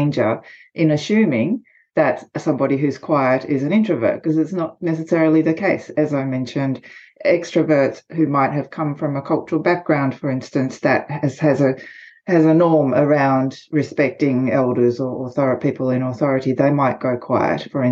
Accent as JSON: {"language": "English", "country": "Australia", "accent": "Australian", "said": "I'm Japanese by background, but I am Australian, as you can probably tell from the accent"}